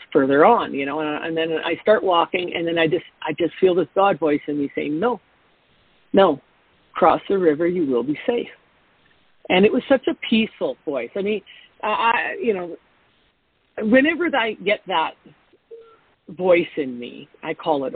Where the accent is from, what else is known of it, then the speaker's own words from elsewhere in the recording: Canada; I'm a Canadian in Mexico in the wintertime